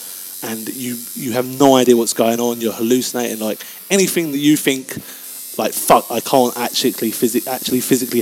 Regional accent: England, United Kingdom; as English people

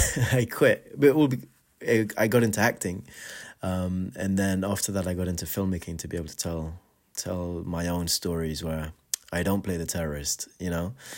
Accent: Afghanistan; moved away; growing up in Afghanistan, we didn't have a cinema in this show of our own.

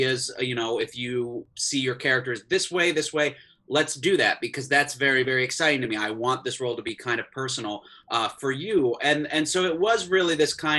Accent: Florida, United States; I grew up in Florida

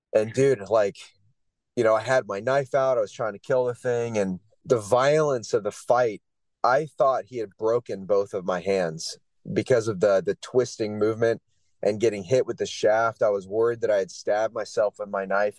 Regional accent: Florida, United States; moved away as an adult; also born or lived in North Carolina; now in Homer, United States; I'm originally from Florida, uh, yeah. United States

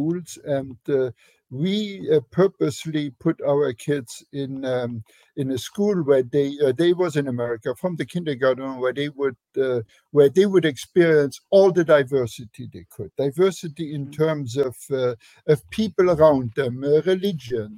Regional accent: Luxembourg; English is a second language; moved away as an adult; also born or lived in Germany; now in United States; my home country. Luxembourg is a tiny little country

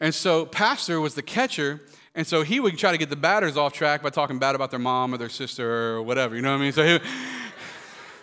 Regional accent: Florida, United States; We grew up in Florida

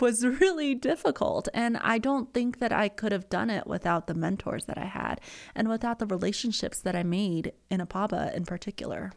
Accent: Colorado, United States; I grew up in Colorado. I've been here since middle school all around, and my high school experience in Summit County

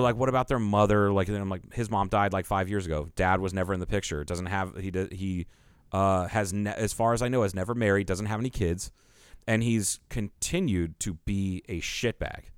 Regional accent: Ohio, United States; There's one guy I grew up with in Ohio

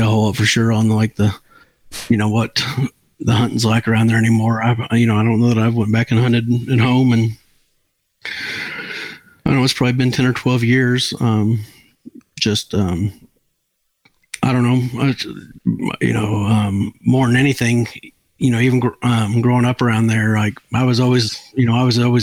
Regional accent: Marion, Illinois, United States; now in Mayfield, United States; I was born and raised in Marion, Illinois, there by the, you know, the Crab Orchard Refuge. But now I live in Mayfield, Kentucky

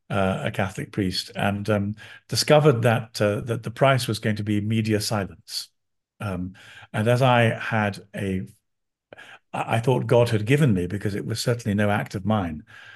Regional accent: London, United Kingdom; I'm a Londoner. I was born in London.

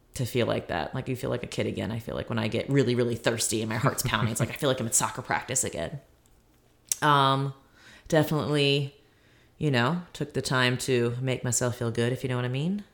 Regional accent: Maryland, United States; now in Virginia, United States; I did go back to Maryland, my hometown

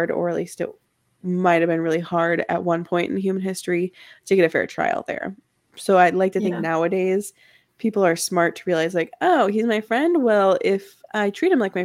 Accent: Midwest, United States; I'm from the Midwest

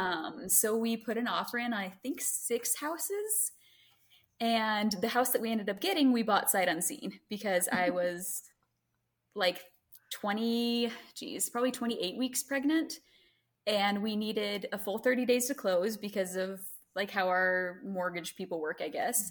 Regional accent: Greenville, United States; moved away; I grew up in Greenville

